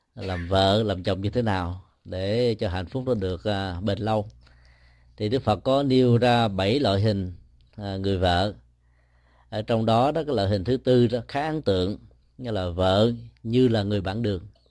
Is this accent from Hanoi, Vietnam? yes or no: no; Ho Chi Minh City, Vietnam; sinh ra và lớn lên tại Sài Gòn